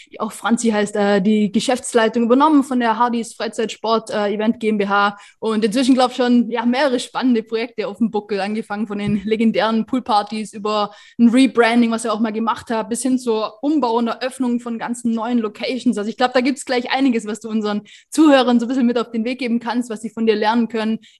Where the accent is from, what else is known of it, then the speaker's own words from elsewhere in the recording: Baden-Württemberg, Germany; auch äh, in Oberschwaben in meiner Heimat